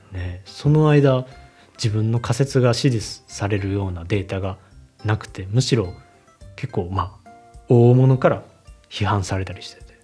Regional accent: Japan; first language Japanese; 僕は日本人やから、その、母語で、つまり日本語

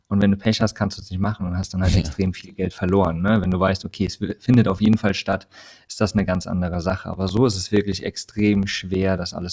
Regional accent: Hesse, Germany; also born or lived in Saxony / Rhineland-Palatinate / Bavaria; bin geboren in Sachsen, äh, aufgewachsen in Hessen, Rheinland-Pfalz, habe in Bayern gelebt

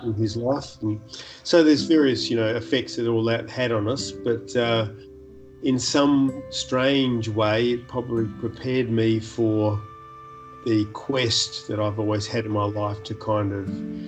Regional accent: Perth, Western Australia, Australia; born or raised there; also born or lived in New Zealand

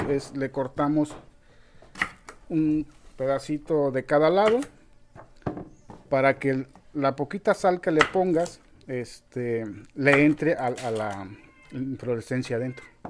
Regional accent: Boca de Chajul, Chiapas, Mexico; also born or lived in Guerrero; yo llegué aquí a la selva cuando todavía no había nada de gente

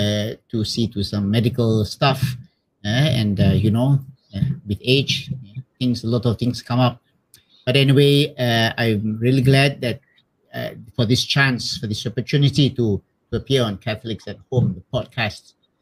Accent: Malacca, Malaysia; also born or lived in Kuantan / Kuala Lumpur / Taiping / Penang; Okay, I was born in Malacca, in the Banda Hile, you know. That was my hometown, and long time ago, yeah.

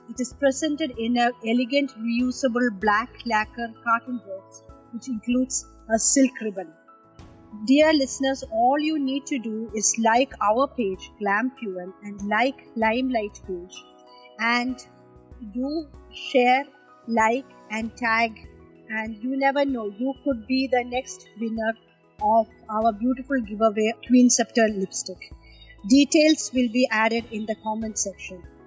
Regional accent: Doha, Qatar; I was born and raised in Doha, Qatar

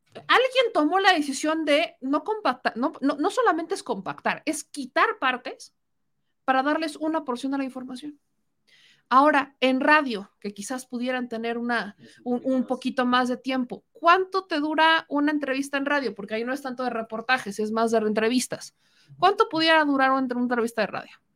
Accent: Mexico; como mexicana

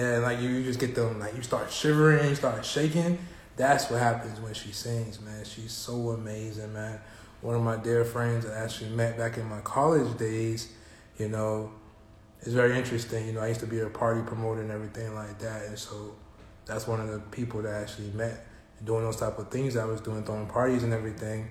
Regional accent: Broward County, Florida, United States; I'm from Broward.

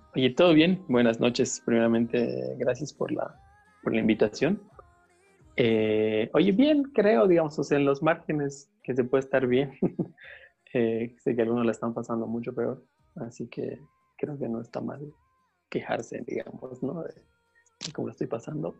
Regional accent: Bolivia; siendo como sudamericanos y más bolivianos

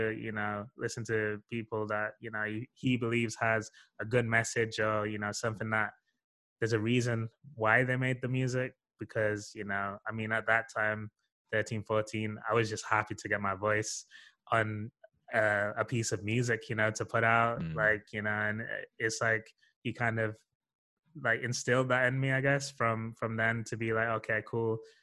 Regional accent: Sheffield, Yorkshire and the Humber, United Kingdom; moved away as an adult; I'm from Sheffield originally.

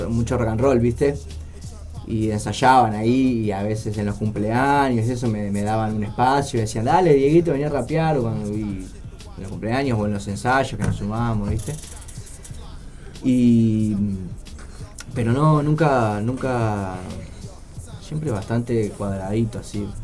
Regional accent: Montevideo, Uruguay; also born or lived in Villa Colón, Montevideo; yo crecí allá en Melilla y mis escapadas eran para el Paso de la Arena

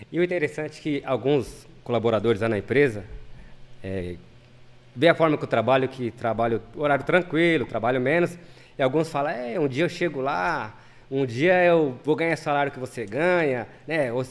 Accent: São Paulo, Brazil; now in Ribeirão Preto, Brazil; Bom, é, eu nasci lá em São Paulo, em, na Zona Leste.

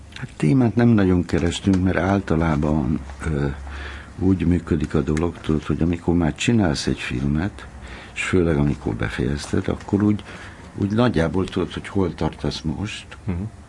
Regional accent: Hungary; moved away as an adult; amikor én fölnőttem, akkor abban nőttem föl, hogy ez egy zárt ország volt

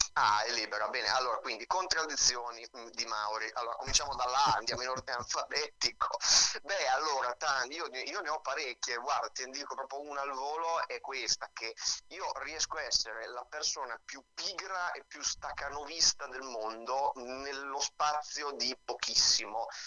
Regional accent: Pesaro, Marche, Italy; moved away as an adult; now in Rome, Italy; Io ho cominciato a 13 anni eh, in una compagnia della mia città, io vengo da Pesaro anche se sì. vivo a Roma

